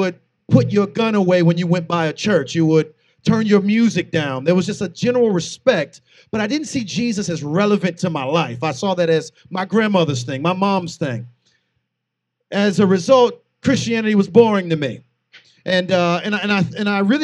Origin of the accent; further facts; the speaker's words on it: St. Petersburg, Florida, United States; also born or lived in Air Force base / Lutz, Florida; I am from St. Petersburg